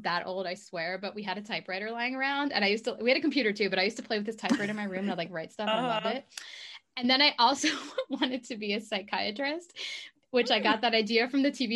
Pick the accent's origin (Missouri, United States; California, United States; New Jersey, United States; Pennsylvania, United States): Pennsylvania, United States; Philadelphia; moved away; also born or lived in North Carolina; I'm from Philadelphia